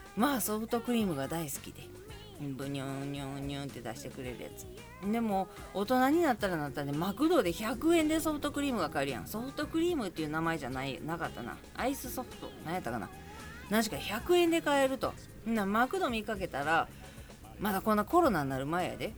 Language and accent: Japanese; Kobe, Hyogo, Japan; 神戸市の灘区っていうところに住んでまして、あの、地震で潰れるまで生まれ育ったんですけど